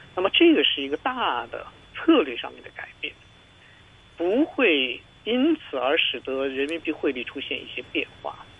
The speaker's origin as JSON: {"language": "Chinese", "country": "China", "said": "我们中国人"}